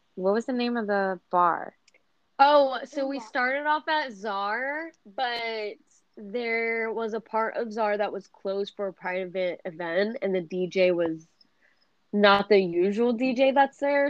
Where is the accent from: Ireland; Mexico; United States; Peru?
United States; Massachusetts; now in Tampa, United States; I was born and raised in Massachusetts